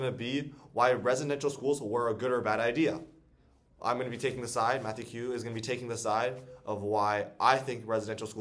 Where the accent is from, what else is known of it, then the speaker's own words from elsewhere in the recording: Canada; I was born in Canada. I am Chinese. My heritage is Chinese, but I'm born in Canada. Everything I do, I'm basically Canadian